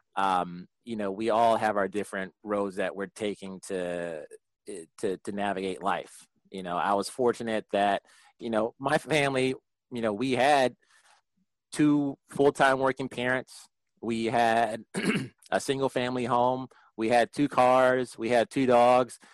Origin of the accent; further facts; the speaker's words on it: Prince George's County, Maryland, United States; also born or lived in Washington, D.C.; I, was born in D.C., raised in Prince George's County, just outside of D.C.